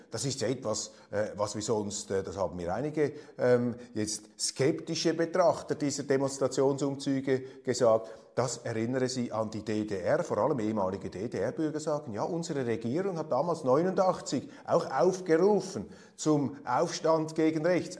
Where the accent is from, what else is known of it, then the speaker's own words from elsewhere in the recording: Switzerland; als Schweizer